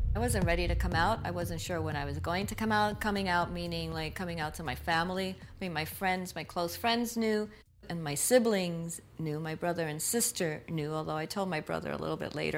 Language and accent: English; New York City, New York, United States; I was born in Brooklyn, New York. My parents came to New York from Puerto Rico in the 1950s. And so I'm a diehard New Yorker